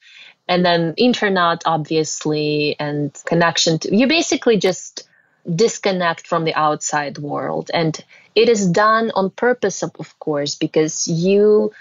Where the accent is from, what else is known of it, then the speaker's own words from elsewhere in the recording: Russia; moved away; I was born and raised in Russia.